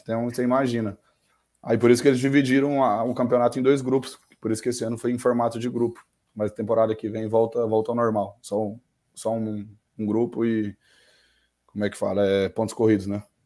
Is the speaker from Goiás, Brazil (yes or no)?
yes; Mineiros, Goiás, Brazil; also born or lived in Uberlândia, Minas Gerais / Goiânia / Germany; E morei a vida toda em Mineiros, aqui no interior de Goiás